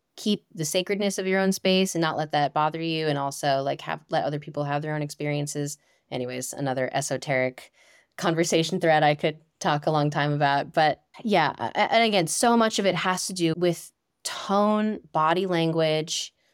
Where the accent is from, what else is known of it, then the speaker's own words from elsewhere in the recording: Northeast, United States; moved away; I am from the Northeast originally, and I grew up climbing in Romney